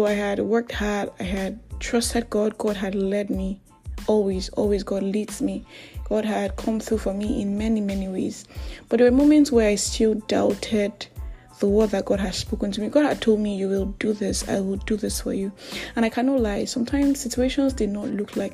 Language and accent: English; Nigeria; I am that Nigerian Christian talkaholic